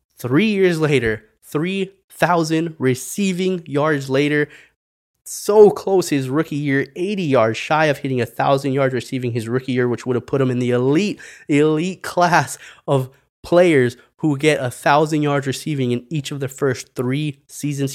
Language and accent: English; El Paso, Texas, United States; moved away; my hometown of El Paso, Texas